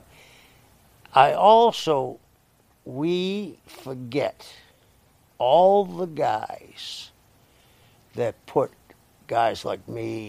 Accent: Boston, Massachusetts, United States; I grew up in South Boston.

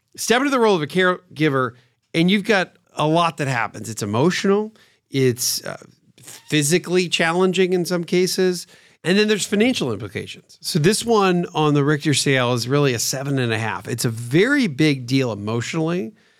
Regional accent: Pennsylvania, United States; Growing up in Pennsylvania, where I grew up

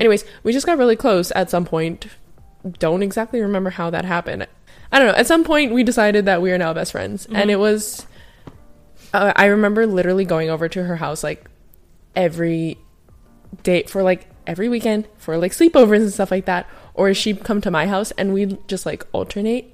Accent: Hawaii, United States; I grew up in Hawaii

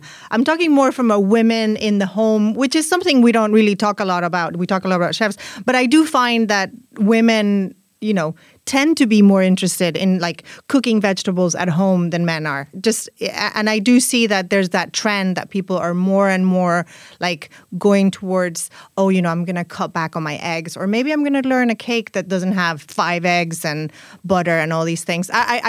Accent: Spain; first language Spanish; English is a second language; because my first language is Spanish, I associate veganism and vegetarianism with females. And you know, in Spain, words, some words are masculine and some words are feminine.

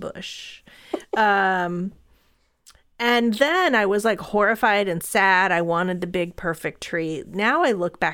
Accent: Southern California, United States; I grew up in Southern California

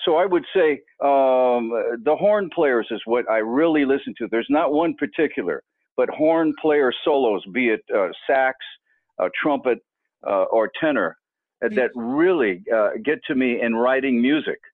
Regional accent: San Francisco, California, United States; also born or lived in Marin County, California / New York / The Bronx; I grew up in San Francisco, but uh, uh, without saying too much, I was raised in an orphanage in, in uh, uh Marin, and I would go back after the orphanage back and forth from uh, San Francisco to uh, New York and the Bronx as, as a kid

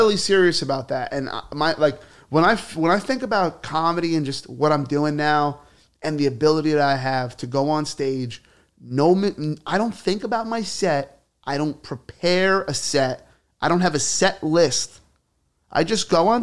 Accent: New York City, New York, United States; also born or lived in Staten Island; I lived in Bay Ridge growing up

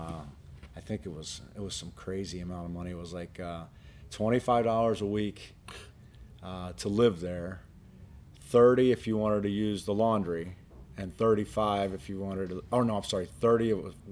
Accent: Cincinnati, Ohio, United States; growing up in Cincinnati

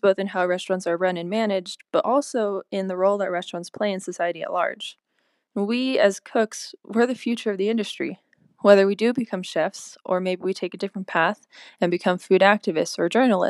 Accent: Southern California, United States; I'm a cook from Southern California

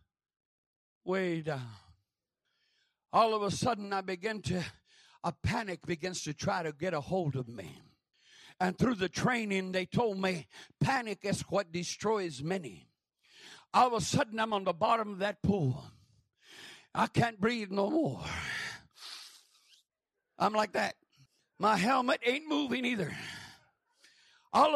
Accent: Grants, New Mexico, United States; I come from Grants, New Mexico.

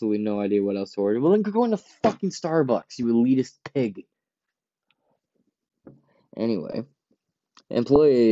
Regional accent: Ypsilanti, Michigan, United States; I'm from Ipsy.

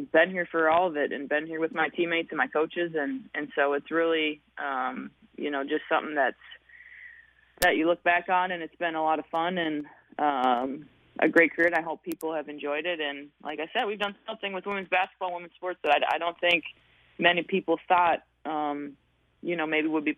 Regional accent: Hutchinson, Minnesota, United States; born or raised there

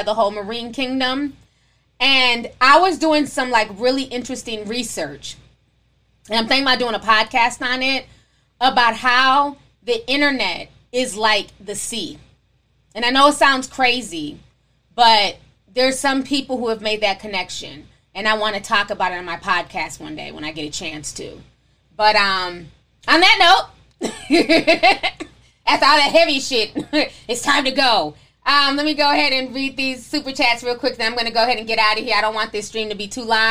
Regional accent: Nigeria; being Nigerian

